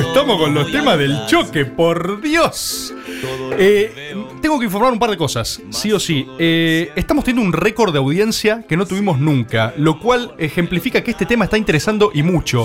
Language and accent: Spanish; Argentina; como gente que vive en este país como argentinos